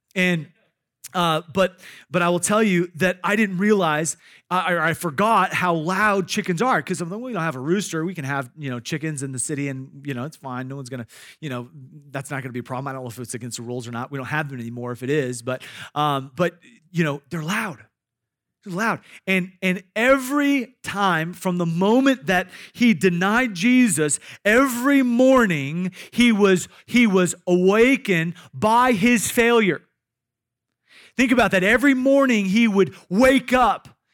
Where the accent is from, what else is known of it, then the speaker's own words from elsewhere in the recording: Iowa, United States; I grew up in Iowa